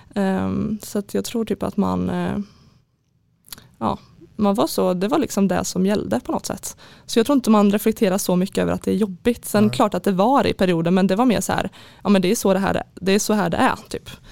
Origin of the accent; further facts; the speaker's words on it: Skövde, Västra Götaland, Sweden; jag är född och uppväxt i Skövde, bott där hela mitt liv.